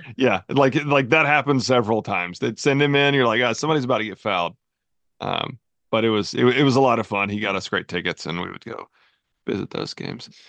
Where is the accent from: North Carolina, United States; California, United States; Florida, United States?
North Carolina, United States; moved away as an adult; also born or lived in Knoxville, Tennessee; I lived most of my life in North Carolina